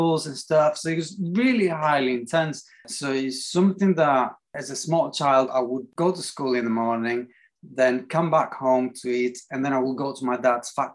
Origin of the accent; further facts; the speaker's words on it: Athens, Attica, Greece; English is a second language; moved away as an adult; also born or lived in Manchester, England; now in England; I grew up in Greece, in Athens, as a kid. And then when I was about 21, I decided to come to England.